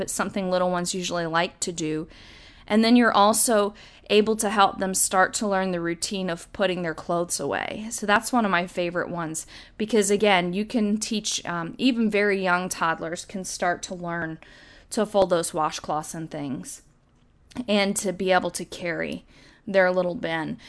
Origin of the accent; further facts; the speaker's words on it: the South, United States; When I was little growing up in the South